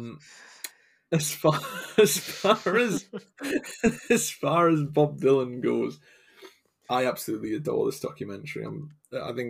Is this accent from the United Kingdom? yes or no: yes; England, United Kingdom; I'm from England